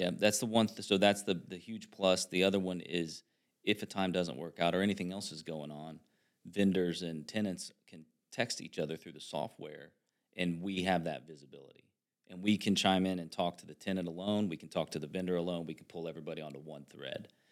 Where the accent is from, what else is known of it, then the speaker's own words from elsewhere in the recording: Hancock County, Indiana, United States; I'm from Han, Hancock County, so, um, I'm very familiar with that area